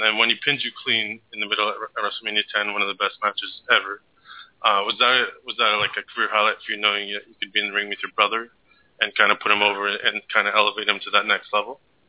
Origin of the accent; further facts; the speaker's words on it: Canada; also born or lived in Southern Ontario; as a Canadian, always look up to you. I live in Southern Ontario area